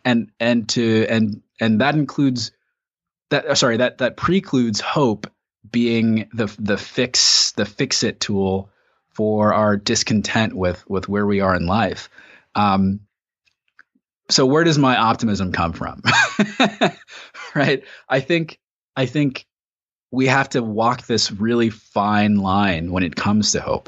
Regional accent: United States; we've gone through as American citizens

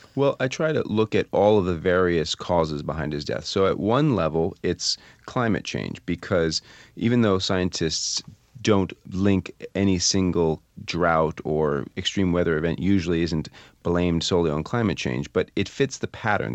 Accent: Vermont, United States; I'm from Vermont

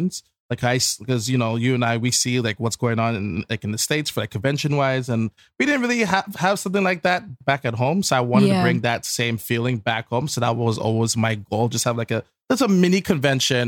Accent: Canada; as a Canadian

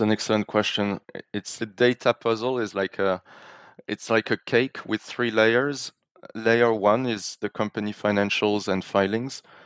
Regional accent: France; moved away; also born or lived in London / Zurich; a French national

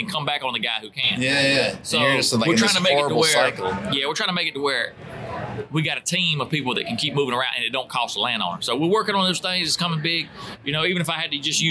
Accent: the South, United States; we're from the South

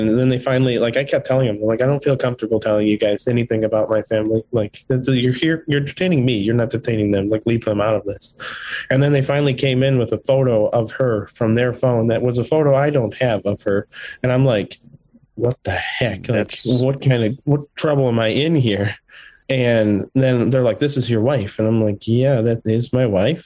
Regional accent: United States; moved away as an adult; also born or lived in Ukraine; being an American

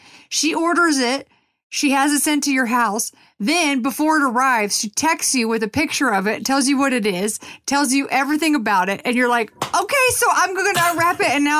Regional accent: Texas, United States; in the South, I'm from Texas

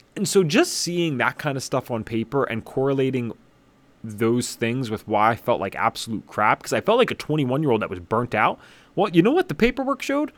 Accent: southeast Pennsylvania, United States; I grew up in Pennsylvania, about forty-five minutes northeast of Philadelphia, very far southeast Pennsylvania

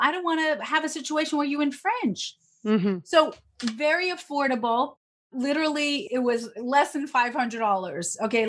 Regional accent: New York, United States; I'm a New Yorker

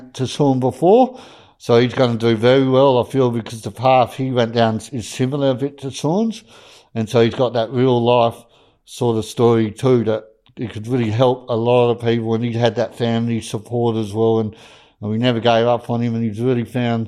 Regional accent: Harvey, Western Australia, Australia; my hometown of Harvey

